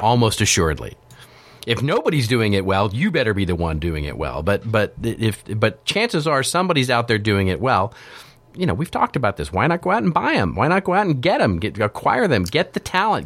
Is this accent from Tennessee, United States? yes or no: no; Texas, United States; I grew up in Texas